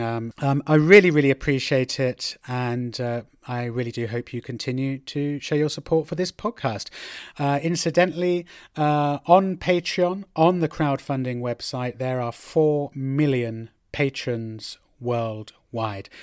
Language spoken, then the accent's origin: English; United Kingdom; now in Madrid, Spain; I'm a British guy uh, living right here in the Spanish capital, in Madrid